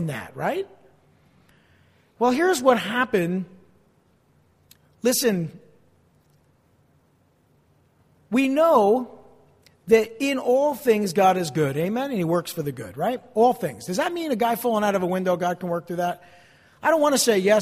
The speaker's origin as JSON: {"language": "English", "town": "East Rutherford", "region": "New Jersey", "country": "United States", "tie": "born or raised there", "also_born_or_lived": "Passaic, New Jersey", "said": "I was born in Passaic, in Beth Israel Hospital before it was knocked down. I grew up across the river in East Rutherford."}